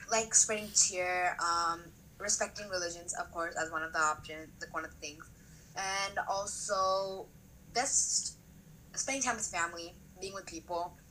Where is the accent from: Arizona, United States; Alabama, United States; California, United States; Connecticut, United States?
California, United States; Cerritos; growing up in Cerritos, I feel like there wasn't really like that much bullying.